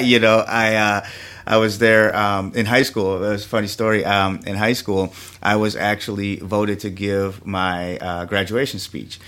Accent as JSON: {"language": "English", "town": "Milwaukee", "region": "Wisconsin", "country": "United States", "tie": "born or raised there", "also_born_or_lived": "New York", "moved": "as an adult", "said": "I was born here in Milwaukee, Wisconsin, you know, and I reside on the, the north side of, uh, Milwaukee, and, uh, went to Marquette High here in town"}